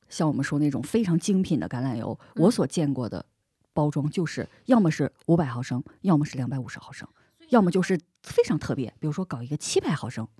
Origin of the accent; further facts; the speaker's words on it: Northeast China, China; moved away; also born or lived in Spain; 作为一个东北人